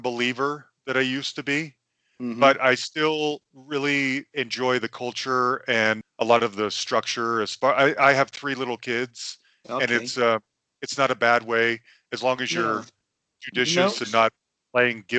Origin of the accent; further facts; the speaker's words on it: Salt Lake City, Utah, United States; I am from Salt Lake City. And I'm Mormon